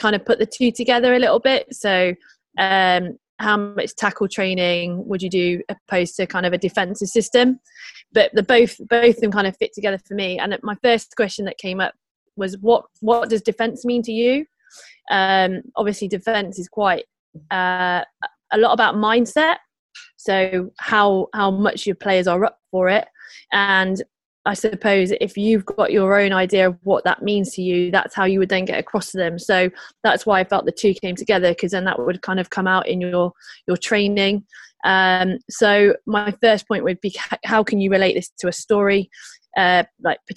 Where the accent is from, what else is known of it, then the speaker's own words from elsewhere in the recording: Leicester, East Midlands, United Kingdom; also born or lived in Bristol / Gloucester; now in London, United Kingdom; I'm actually from Leicester myself